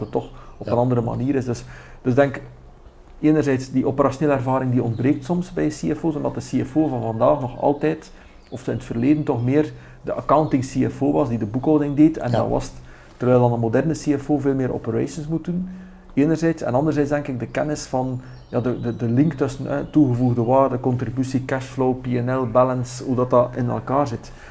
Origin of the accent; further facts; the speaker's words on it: West Flanders, Belgium; Ik ben West-Vlaming, eh, dat kan ik niet wegsteken